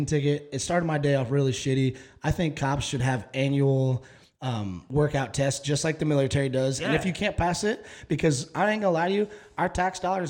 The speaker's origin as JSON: {"language": "English", "town": "Dallas", "region": "Texas", "country": "United States", "said": "I was from Dallas"}